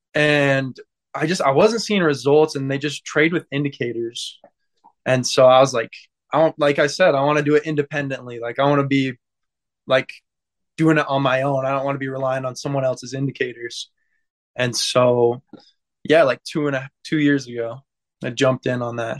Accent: Santaquin, Utah, United States; I'm from Santaquin, Utah

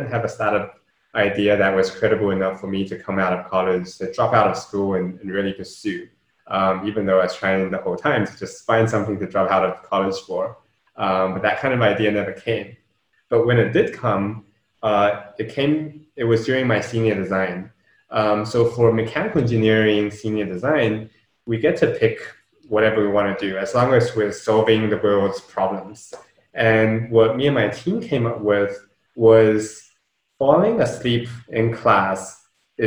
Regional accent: New Zealand; also born or lived in Shenzhen, China; I was born over there. I grew up in New Zealand.

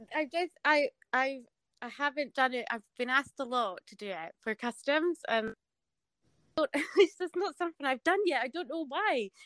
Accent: Scotland, United Kingdom; accent: Scottish; I didn't think they would like hearing a Scottish accent

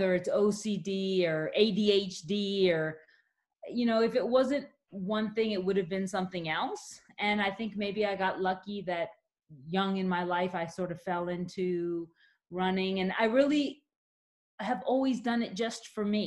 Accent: Maryland, United States; moved away as an adult; also born or lived in Yorktown, Virginia / Newcastle, Australia; now in Canada; I grew up in Maryland.

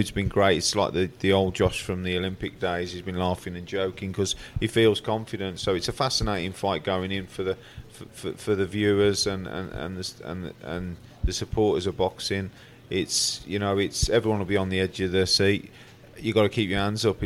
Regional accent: Birmingham, West Midlands, United Kingdom; I'm Brummie. I'm brought up in born in Brum.

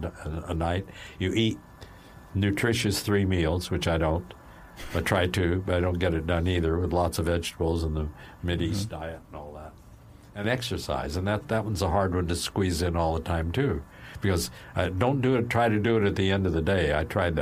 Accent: Salt Lake City, Utah, United States; also born or lived in California; now in Los Angeles, United States; I was born in Salt Lake.

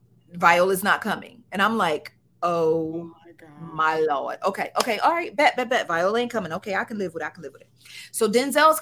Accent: Cumberland County, New Jersey, United States; I came from a very, very, very small town in South Jersey, Cumberland County

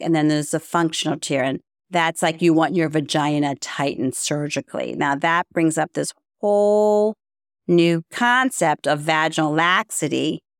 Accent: Baltimore, Maryland, United States; also born or lived in Florida; was born and raised in Baltimore, Maryland.

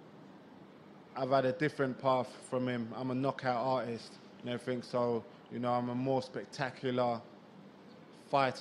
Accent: London, United Kingdom; my hometown crowd in London

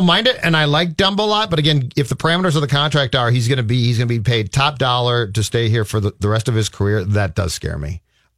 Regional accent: Los Angeles, California, United States; moved away; I was born in Los Angeles

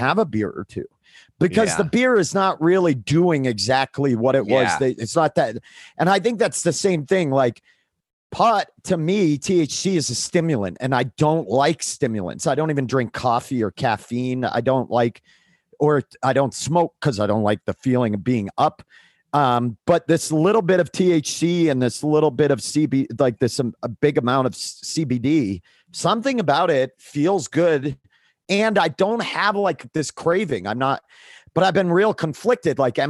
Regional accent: Maine, United States; I grew up in the Northeast and in Maine

